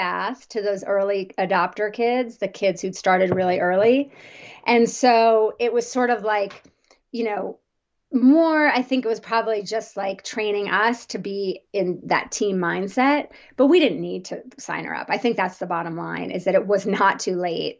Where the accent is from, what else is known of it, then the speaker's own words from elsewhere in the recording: New Jersey, United States; And I grew up in the on the East Coast, New Jersey suburbs, very traditional growing up.